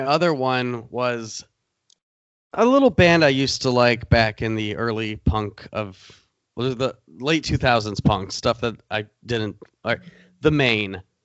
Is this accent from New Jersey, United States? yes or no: no; Michigan, United States; we're from Michigan